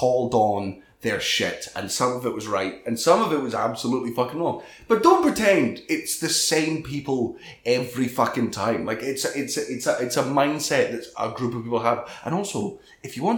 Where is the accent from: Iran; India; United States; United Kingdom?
United Kingdom; Scotland; I was a nobody from Scotland